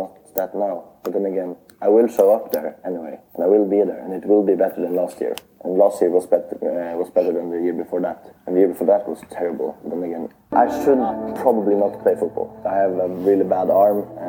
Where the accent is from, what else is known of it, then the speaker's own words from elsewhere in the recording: Tromsø, Troms, Norway; I study law here in Tromsø, my hometown